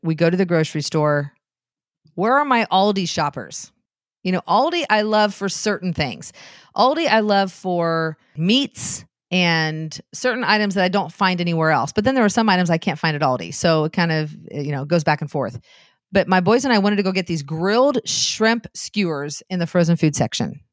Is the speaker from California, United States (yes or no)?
no; Anderson, Indiana, United States; Anderson, where I lived, my hometown